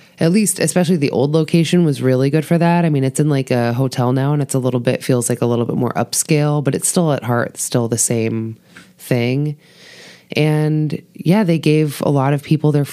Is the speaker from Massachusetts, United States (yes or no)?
yes; Massachusetts, United States; moved away; I grew up in Massachusetts.